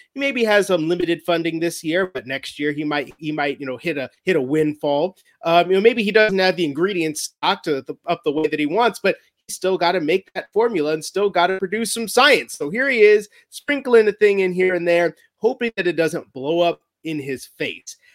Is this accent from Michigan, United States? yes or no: no; Chicago, Illinois, United States; when we grew up in Chicagolands, we've always been Bears fans